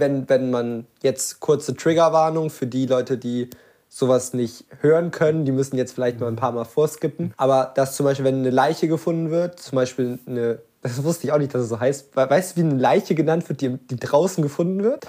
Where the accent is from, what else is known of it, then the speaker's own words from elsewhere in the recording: Lübeck, Schleswig-Holstein, Germany; ich komme halt wirklich aus Lübeck